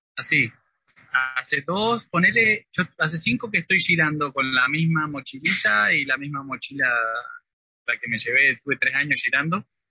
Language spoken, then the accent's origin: Spanish; Río Negro, Argentina; moved away as an adult; also born or lived in Rosario / France; Y yo soy de Río Negro, eh, del sur, pero estudié en, la Universidad Nacional de Rosario psicología.